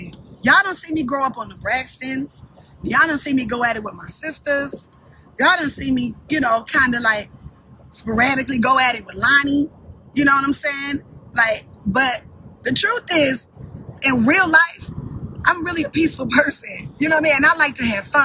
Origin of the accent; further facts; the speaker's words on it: Baltimore, Maryland, United States; I'm from Baltimore